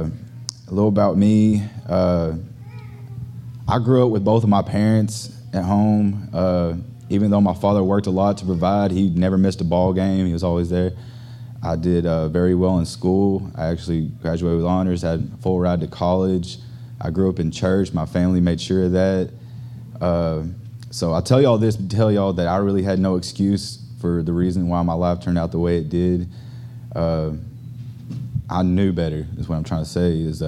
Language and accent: English; Arkansas, United States; now in Houston, United States; I'm actually from Arkansas.